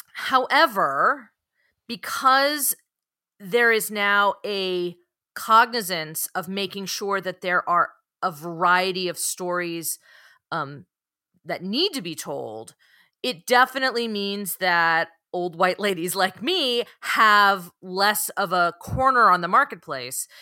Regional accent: San Francisco Bay Area, California, United States; I am from the San Francisco Bay Area, born and raised

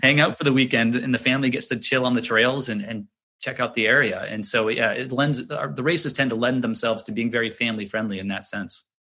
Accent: Little Diamond Island, Maine, United States; growing up on Little Diamond Island

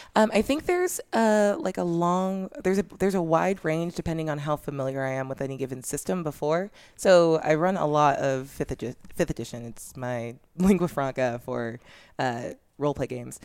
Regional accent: Orange County, California, United States; I'm from Orange County

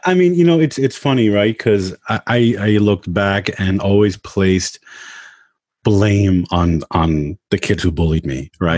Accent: New York, United States; also born or lived in Long Island; I grew up in Queens

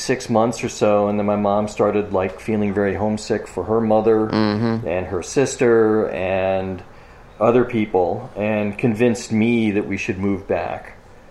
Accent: Parma, Ohio, United States; also born or lived in Boulder, Colorado; I grew up in suburbs of Cleveland, Ohio, a suburb called Parma

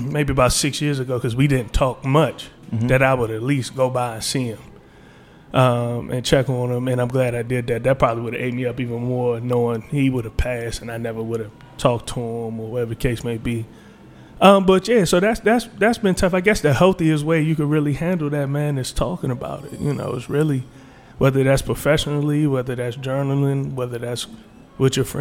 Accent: District Heights, Maryland, United States; also born or lived in Washington, D.C.; I'm from the Washington D.C. area in neighboring District Heights, Prince George County, Maryland.

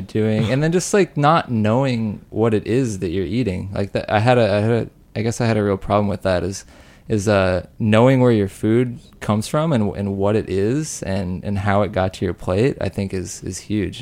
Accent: Rock Springs, Wyoming, United States; I'm from Rock Springs, Wyoming

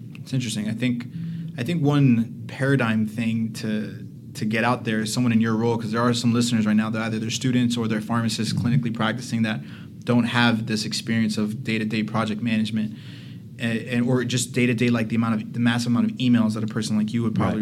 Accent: Miami, Florida, United States; I'm from Miami, obviously

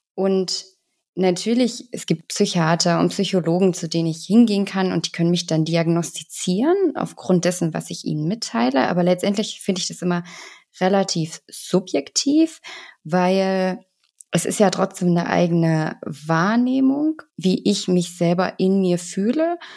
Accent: Germany; bei uns in Deutschland

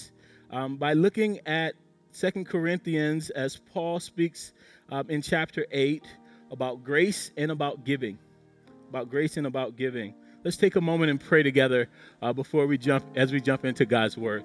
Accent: South Carolina, United States; accent: South Carolina; my South Carolina accent

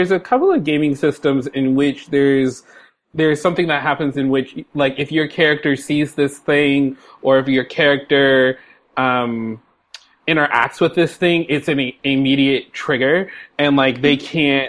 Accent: San Francisco, California, United States; now in Seattle, United States; I'm a black cis dude living in Seattle, Washington, and I'm from San Francisco

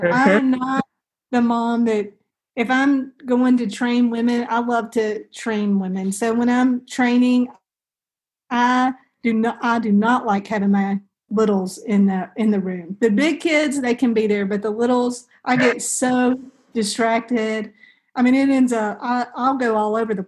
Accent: the South, United States; we're from the South

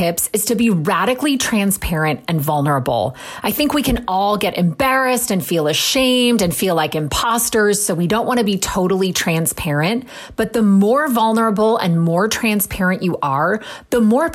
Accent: San Diego, California, United States; I am from San Diego

